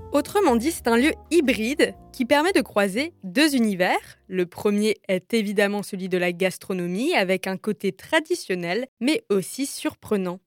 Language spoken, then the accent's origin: French; Strasbourg, Grand Est, France; born or raised there; moved away as an adult; also born or lived in Lyon